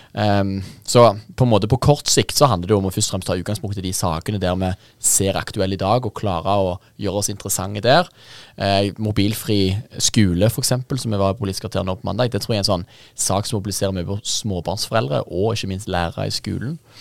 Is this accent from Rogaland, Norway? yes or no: yes; Jæren, Rogaland, Norway; moved away; jeg er rogalending og jærbu.